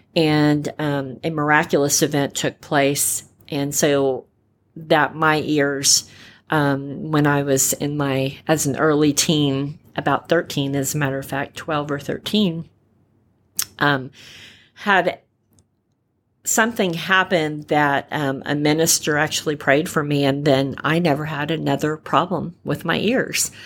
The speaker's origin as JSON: {"language": "English", "region": "California", "country": "United States", "tie": "born or raised there", "said": "I'm a California girl by birth. I was born in California"}